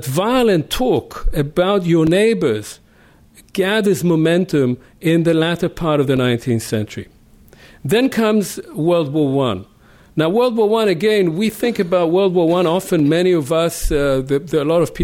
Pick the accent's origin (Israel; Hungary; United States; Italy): Israel; I grew up next to in Israel, next to villages that had been entirely obliterated